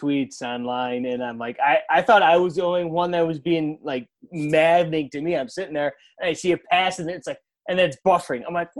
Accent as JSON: {"language": "English", "town": "Clarence", "region": "New York", "country": "United States", "tie": "born or raised there", "moved": "as an adult", "lives_now": "Rochester, United States", "said": "I grew up, I'm from outside, I'm from Clarence originally, actually, before I moved out here to Rochester."}